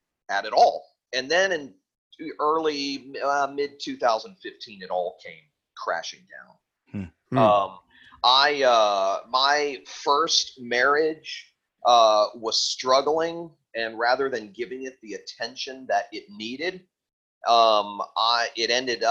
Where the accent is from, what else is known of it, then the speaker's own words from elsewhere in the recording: Fort Lauderdale, Florida, United States; also born or lived in Tennessee; I lived riotously in my hometown of Fort Lauderdale for about 6 or 7 years